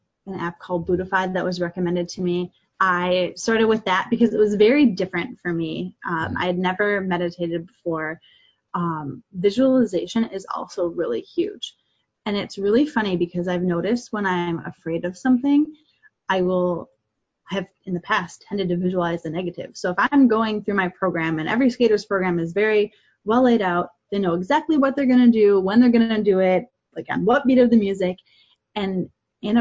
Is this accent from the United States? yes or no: yes; Wisconsin, United States; Growing up in Wisconsin in a smaller town